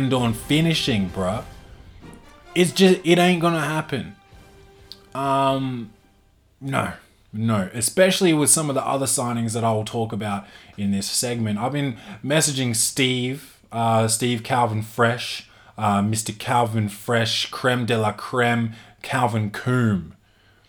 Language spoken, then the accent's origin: English; Adelaide, South Australia, Australia; I'm from Adelaide. I'm in Adelaide